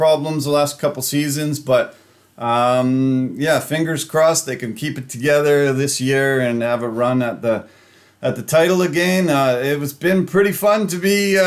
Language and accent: English; Canada; being this Canadian kid from small towns